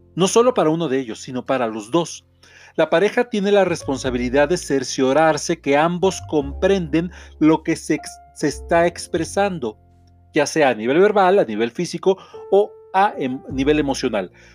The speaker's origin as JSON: {"language": "Spanish", "country": "Mexico", "said": "soy autor mexicano"}